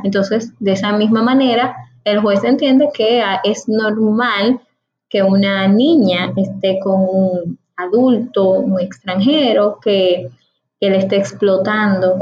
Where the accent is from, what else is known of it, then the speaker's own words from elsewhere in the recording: Dominican Republic; mi país, para el Estado Dominicano